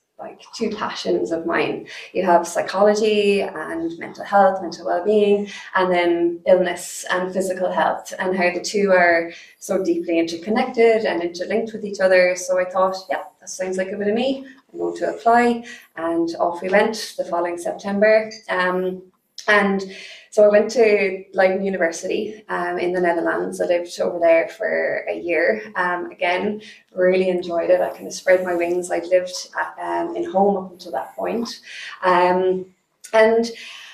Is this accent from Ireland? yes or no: yes; Cork, Munster, Ireland; I was born, I grew up here in Cork